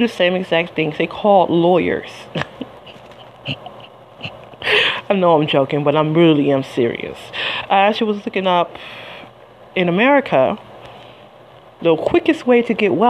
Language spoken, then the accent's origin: English; Detroit, Michigan, United States; I'm from Detroit